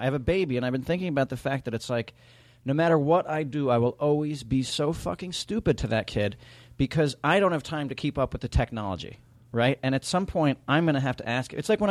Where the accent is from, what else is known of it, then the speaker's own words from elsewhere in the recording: New York City, New York, United States; I grew up in New York City